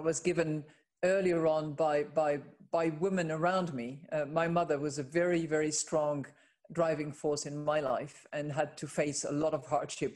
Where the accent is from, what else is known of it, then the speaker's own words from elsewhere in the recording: France; based out of my home country, which is France